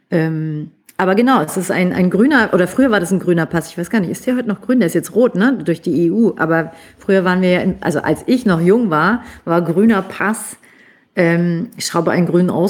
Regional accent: Stuttgart, Baden-Württemberg, Germany; born there; aber ich bin in Stuttgart geboren wo ungefähr die Hälfte aller Ausländer geboren sind in diesem Land, glaube ich.

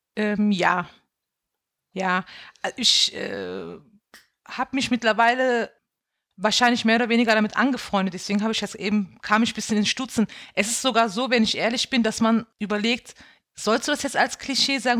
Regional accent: Bendorf, Rhineland-Palatinate, Germany; now in Mainz, Germany; Ich bin auch in einem äh, Ort aufgewachsen in Bendorf, wo halt nur türkische Gastarbeiter gewohnt haben

